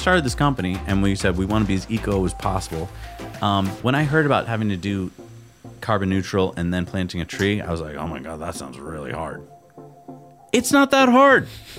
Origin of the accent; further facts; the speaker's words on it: New England, United States; also born or lived in California; we grew up in New England, where I think we take trees for granted.